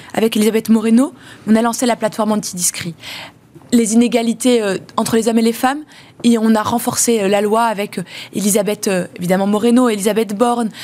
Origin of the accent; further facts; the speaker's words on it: France; Je suis française parce que je suis née ici